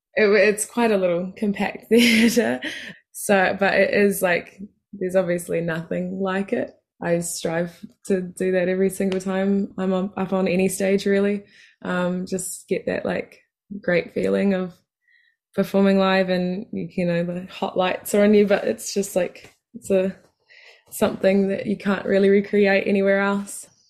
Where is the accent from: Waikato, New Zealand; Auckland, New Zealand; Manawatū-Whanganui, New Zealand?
Waikato, New Zealand; Matamata; in my hometown